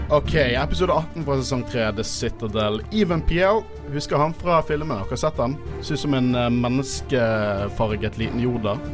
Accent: Bergen, Vestland, Norway; vi er fra Bergen

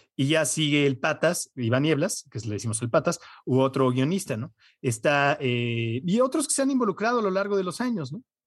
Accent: United States; moved away; yo como crecí en Estados Unidos, veo casi todo en inglés

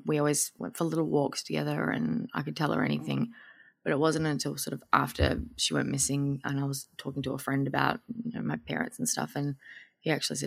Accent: North Queensland, Australia; now in Melbourne, Australia; I grew up in North Queensland

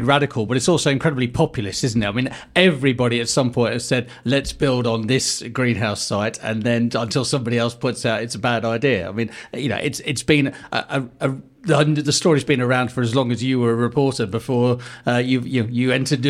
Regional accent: Guernsey; that's where we come from Guernsey.

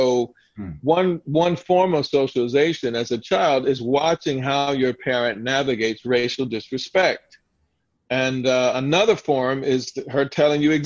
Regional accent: Southern Delaware, United States; my family growing up in Southern Delaware

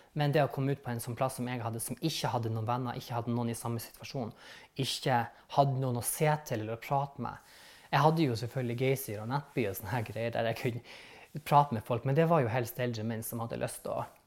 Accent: Vestvågøy, Nordland, Norway; accent: northern; now in Bergen, Norway; Jeg er fra Vakfjell, Lofoten. Eh, en plass eller en i kommunen som heter Vestvågøy, som er midt imellom Å og Svolvær. Så midt byen der. Der er 11 000 innbyggere, og jeg var vokst opp på en plass

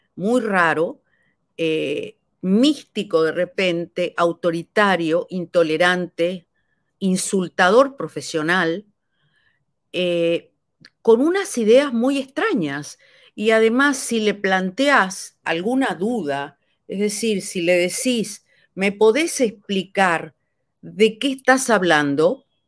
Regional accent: Argentina; also born or lived in Mexico

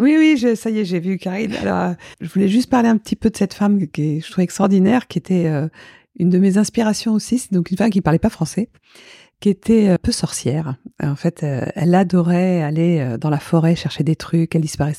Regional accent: Paris, Île-de-France, France; also born or lived in Souillac / Biarritz; suis plus parisienne, quoi. J'ai plus vécu à Paris que euh, dans le sud-ouest pour l'instant.

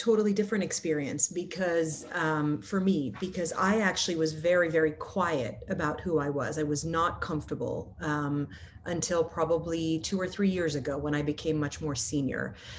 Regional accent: Lebanon; first language Arabic; English is a second language; now in United States; So I stopped speaking Arabic and I stopped, you know, it's my native tongue.

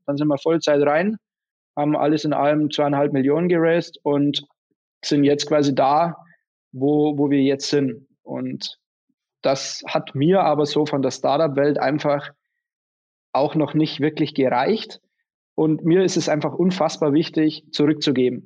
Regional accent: Bavarian Forest, Germany; now in Munich, Germany; wir haben einen Familienbetrieb daheim seit, seit fast seit über 160 Jahren. Es ist ein klassischer Mittelstand, das ist eine Lederfabrik im Bayerischen Wald.

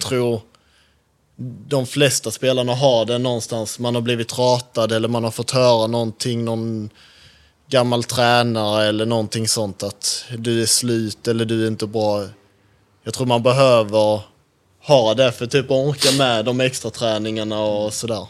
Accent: Skåne, Sweden; moved away; jag är från Skåne

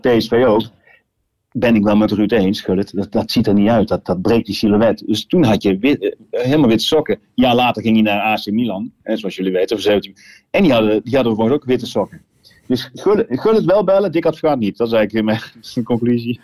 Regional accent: Gijmert, North Brabant, Netherlands; ik kom niet uit Eindhoven, ik kom uit Gijmert.

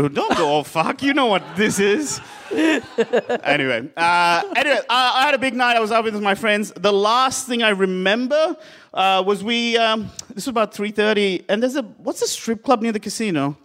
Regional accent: Sri Lanka; moved away; I am from Sri Lanka

